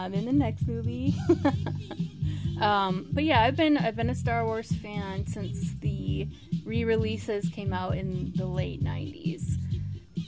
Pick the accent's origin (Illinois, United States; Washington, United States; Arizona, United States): Arizona, United States; I'm from Arizona.